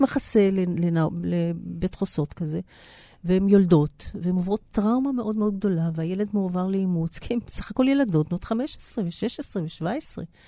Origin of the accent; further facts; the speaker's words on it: Israel; אני נולדתי בארץ, חוויית ההגירה עברה אליי ב-DNA